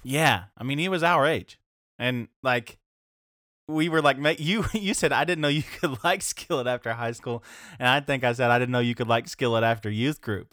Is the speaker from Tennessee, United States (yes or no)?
yes; Knoxville, Tennessee, United States; I'm from Knoxville.